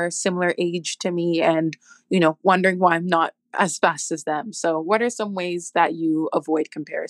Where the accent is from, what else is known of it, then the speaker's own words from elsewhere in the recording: Toronto, Ontario, Canada; I'm from Toronto, Canada. Hi, from the north.